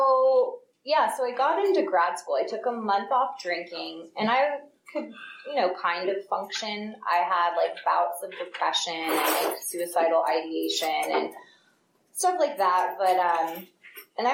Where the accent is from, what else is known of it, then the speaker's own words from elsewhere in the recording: Piedmont, California, United States; also born or lived in San Francisco; I was born in San Francisco, grew up in Piedmont